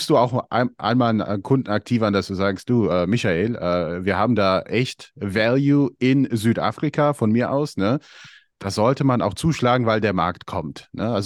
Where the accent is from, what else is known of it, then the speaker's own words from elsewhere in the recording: Albania; ich komme ja selber aus Albanien und ich kann auch sagen, wir haben Qualitätswein bei uns